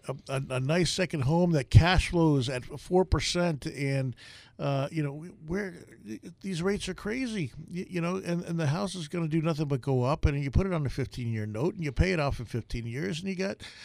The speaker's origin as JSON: {"language": "English", "region": "New York", "country": "United States", "said": "I'm from New York"}